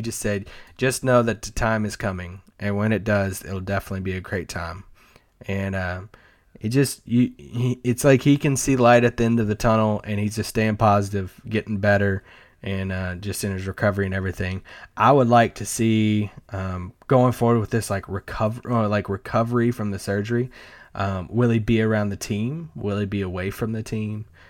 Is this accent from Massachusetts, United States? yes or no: no; Kentucky, United States; I'm from Kentucky